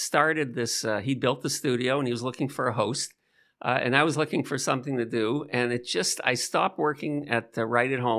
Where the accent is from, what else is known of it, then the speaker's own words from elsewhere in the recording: Toronto, Ontario, Canada; we're both from Toronto